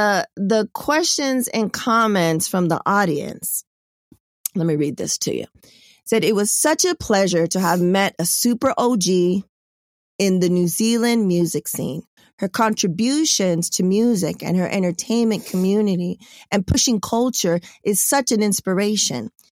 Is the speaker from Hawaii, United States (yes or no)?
yes; Hawaii, United States; The Pacific Ocean was my connection since I was from Hawaii.